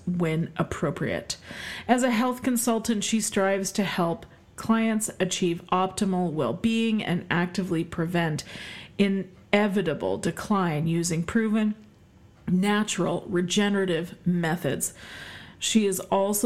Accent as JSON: {"language": "English", "country": "Canada", "said": "I am Canadian, and we celebrate both Thanksgivings in this house because my husband's American"}